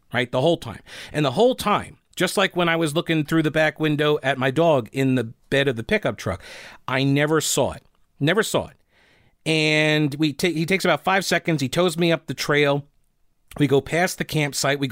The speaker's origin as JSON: {"language": "English", "town": "Rock Hill", "region": "South Carolina", "country": "United States", "accent": "Southern", "said": "I applied maybe a bit of an over-accentuated Southern accent when I told him from Rock Hill, South Carolina."}